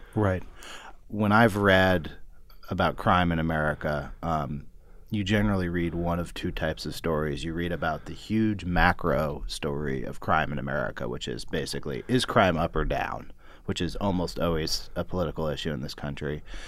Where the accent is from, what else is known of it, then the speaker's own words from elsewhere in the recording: Berkeley, California, United States; I grew up in Berkeley, but it's adjacent to Oakland